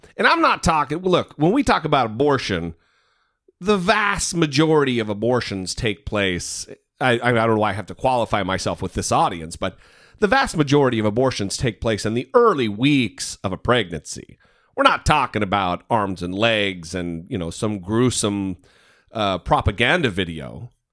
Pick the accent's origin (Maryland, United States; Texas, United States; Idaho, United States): Idaho, United States; my home state of Idaho